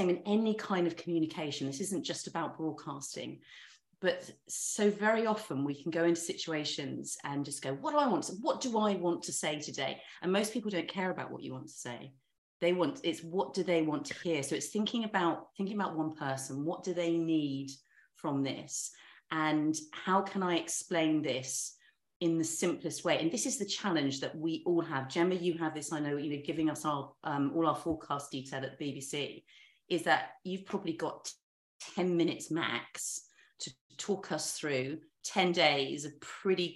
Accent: the South Coast, England, United Kingdom; I grew up on the South Coast.

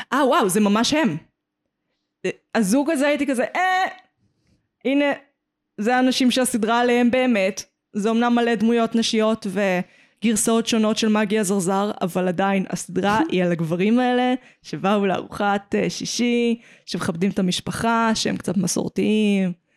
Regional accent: Petah Tikva, Central District, Israel; גדלתי בפתח תקווה

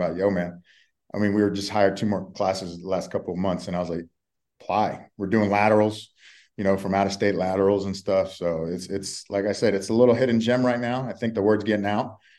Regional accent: Texas, United States; also born or lived in South Florida; now in Colorado, United States; I'm from Texas originally, so I'm used to that Southern hospitality

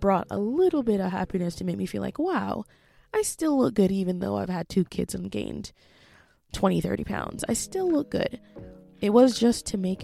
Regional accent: Jamaica; moved away; As a Jamaican

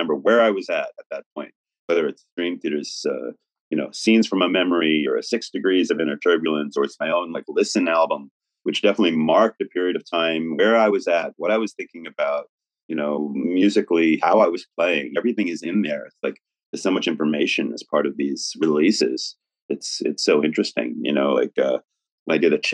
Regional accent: New York City, New York, United States; New York is my hometown

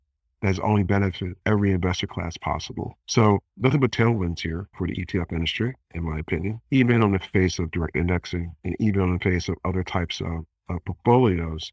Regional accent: Philadelphia, Pennsylvania, United States; my hometown, Philadelphia

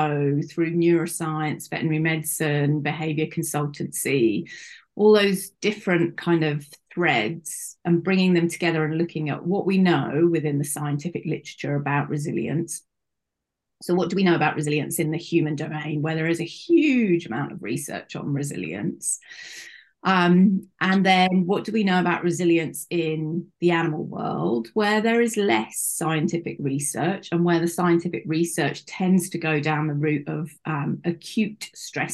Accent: United Kingdom; As you may be able to guess from my accent, I am from the UK and currently living in the UK

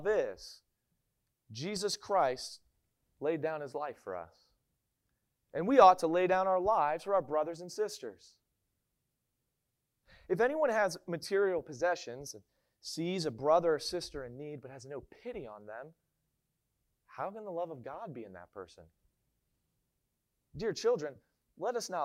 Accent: Maryland, United States; moved away; I'm from Maryland. And in Maryland, we all say that we don't have an accent.

